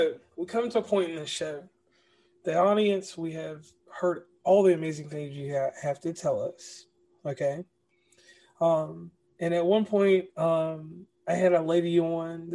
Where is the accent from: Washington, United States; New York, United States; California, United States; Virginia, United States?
Virginia, United States; Lynchburg; now in West Virginia, United States; I am from Lynchburg, Virginia